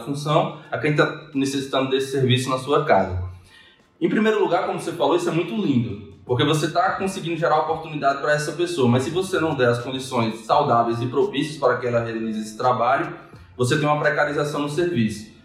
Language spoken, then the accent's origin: Portuguese; Mossoró, Rio Grande do Norte, Brazil; sou natural de Mossoró